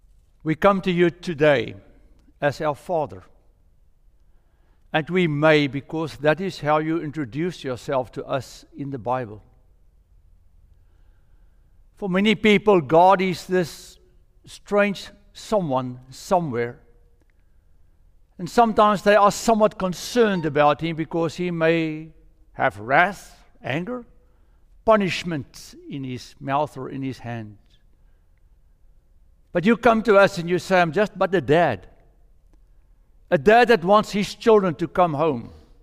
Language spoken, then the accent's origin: English; South Africa; That was really strange to us because we came from South Africa, and if you go to any Reformed church in South Africa, what you will find on top of the steeple is a rooster.